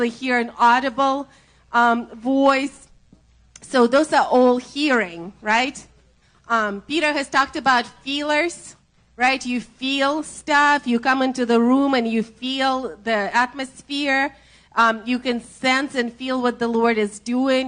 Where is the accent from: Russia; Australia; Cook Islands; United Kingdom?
Russia; accent: Russian; English is a second language; My Russian accent